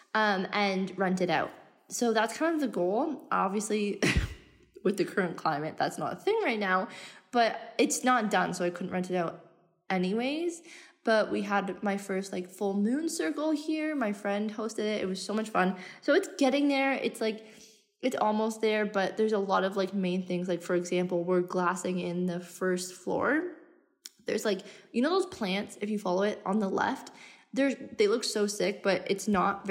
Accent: Canada; moved away as an adult; also born or lived in Australia; now in Bali, Indonesia; I'm Canadian. I left in 2018 and I haven't been home since

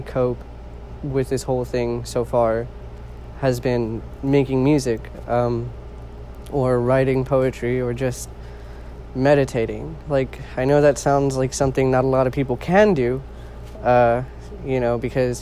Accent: California, United States; I'm originally from California

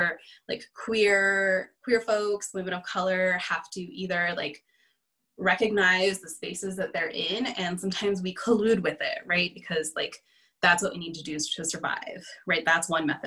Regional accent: Los Angeles, California, United States; moved away as an adult; also born or lived in Bay Area, California / Northeast United States; now in Twin Cities, Minnesota, United States; I'm originally from California, grew up in LA, and lived in the Bay Area for, gosh, forever

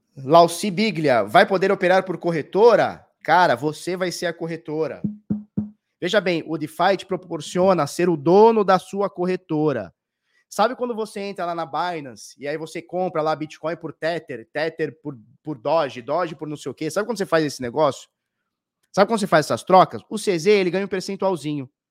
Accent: Brazil; nós que somos do Brasil

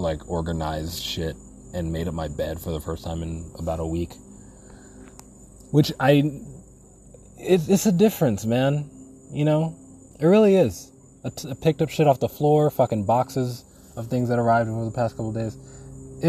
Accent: New England, United States; accent: New England; New Englander, right? My New England came out.

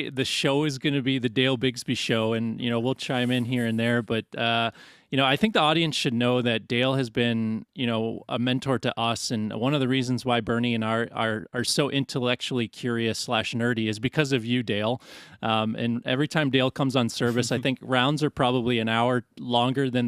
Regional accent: Canada; I'm Canadian

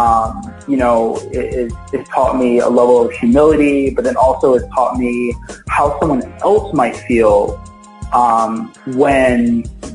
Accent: Philadelphia, Pennsylvania, United States; I grew up in Philadelphia.

